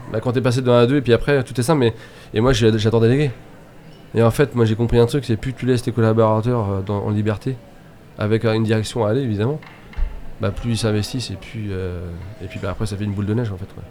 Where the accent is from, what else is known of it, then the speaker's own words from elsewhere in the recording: Laval, Mayenne, Sarthe, Pays de la Loire, France; now in Nantes, France; Alors je suis mayennais, je suis né à Laval. Après je suis parti en courant. Euh, et puis après j'étais dans la Sarthe